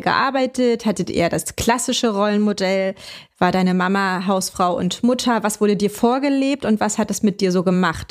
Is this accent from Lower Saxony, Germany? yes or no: no; Berlin, Germany; moved away as an adult; now in Hamburg, Germany; meine Kindheit habe ich tatsächlich komplett und auch meine Jugend in Ostberlin verbracht.